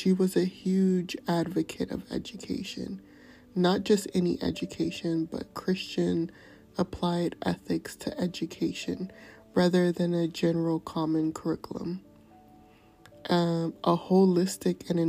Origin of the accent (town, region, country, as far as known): United States